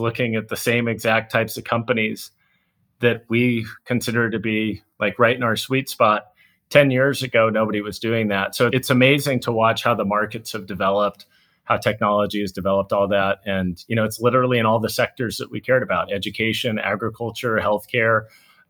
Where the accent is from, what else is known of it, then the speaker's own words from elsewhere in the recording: Seattle, Washington, United States; moved away as an adult; also born or lived in Boise, Idaho; now in Singapore; I grew up in the Seattle area, went to high school in Boise, Idaho